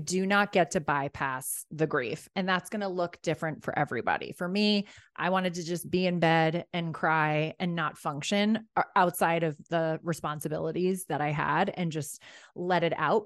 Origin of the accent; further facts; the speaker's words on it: Rye, New York, United States; also born or lived in Ireland; I grew up in Rye, New York.